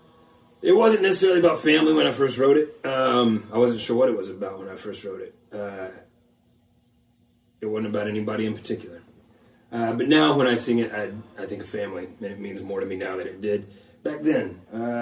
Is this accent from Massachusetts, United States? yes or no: no; Arkansas, United States; now in Memphis, United States; I was born and raised in Arkansas